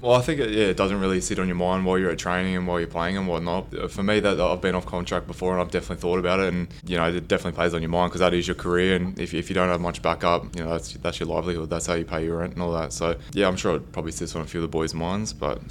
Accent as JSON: {"language": "English", "town": "Gold Coast", "region": "Queensland", "country": "Australia", "tie": "born or raised there", "moved": "yes", "said": "I grew up on the Gold Coast, I guess not too far from Brisbane"}